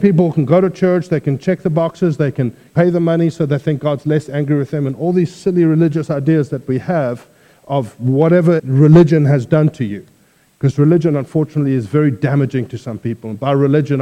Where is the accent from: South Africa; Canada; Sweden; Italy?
South Africa; moved away as an adult; I originally come from South Africa. I've now been here 10 years